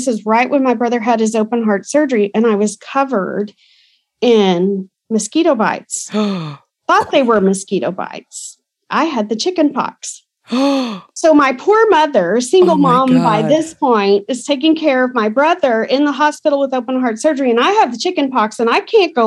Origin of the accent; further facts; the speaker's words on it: Burkburnett, Texas, United States; also born or lived in Tulsa, Oklahoma / Broken Arrow, Oklahoma; I grew up in Burke Burnett. I was born in Tulsa, and when my parents divorced, I was 5, and we moved down to Texas, and I went to school in Burke Burnett, Texas